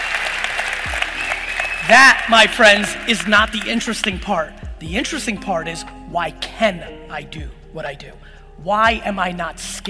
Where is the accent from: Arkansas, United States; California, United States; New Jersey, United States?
New Jersey, United States; Edison; born or raised there; also born or lived in Soviet Union